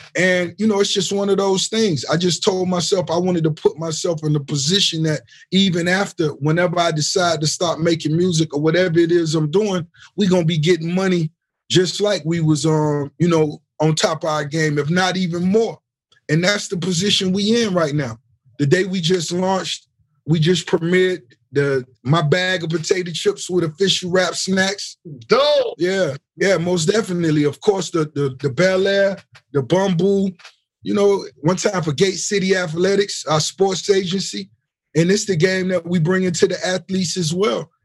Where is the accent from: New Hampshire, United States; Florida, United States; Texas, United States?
Florida, United States; Miami; the hip hop scene in Miami, you know, when I was a youngster